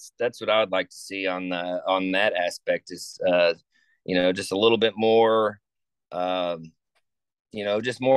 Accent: Florida, United States; I grew up in Florida

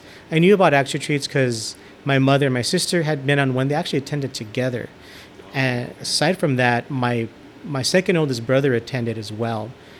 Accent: El Paso, Texas, United States; Born and raised in El Paso, Texas. Currently, I'm 41 years old, and am a cradle Catholic. So I was raised in the faith.

